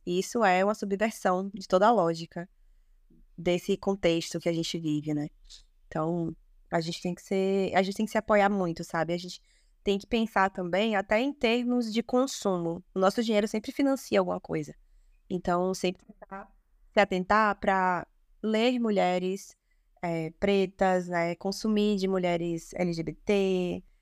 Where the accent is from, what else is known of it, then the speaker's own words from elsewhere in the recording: Salvador, Bahia, Brazil; falo aqui de Salvador, nasci e me criei aqui na Bahia